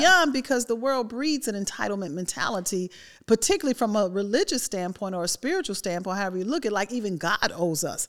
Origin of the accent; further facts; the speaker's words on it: Chicago, Illinois, United States; Growing up in Chicago, you all know it get cold there.